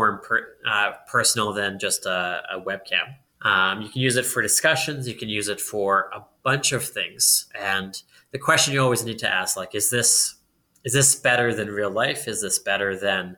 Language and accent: English; Edmonton, Alberta, Canada; I'm born and raised in Edmonton.